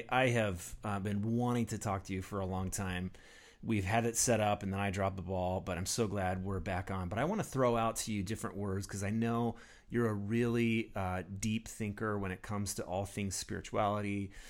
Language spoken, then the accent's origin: English; United States; me as an American